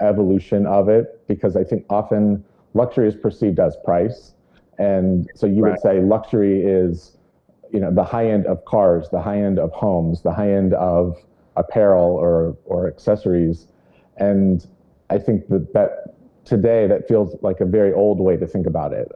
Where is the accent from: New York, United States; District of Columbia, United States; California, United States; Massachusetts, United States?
California, United States; Lake Tahoe; growing up in Northern California. I grew up in Lake Tahoe.